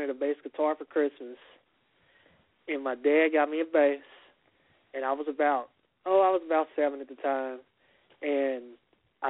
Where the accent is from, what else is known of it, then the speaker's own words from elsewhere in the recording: Kansas City, Missouri, United States; We are from Kansas City, Missouri